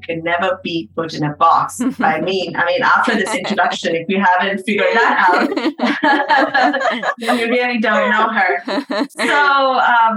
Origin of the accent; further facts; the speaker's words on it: Chennai, Tamil Nadu, India; now in New York, United States; my hometown in Chennai. South India.